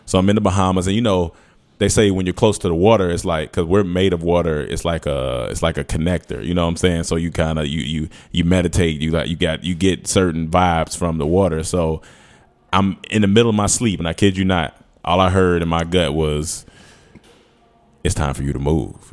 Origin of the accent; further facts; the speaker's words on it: North Carolina, United States; moved away as an adult; also born or lived in Atlanta, Georgia; I'm from North Carolina. I moved to Atlanta when I was eighteen